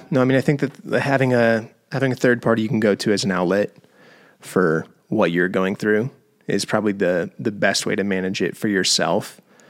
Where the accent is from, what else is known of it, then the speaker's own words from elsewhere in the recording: the South, United States; I grew up in the Bible Belt, where I was taught you'll get pregnant just by having sex.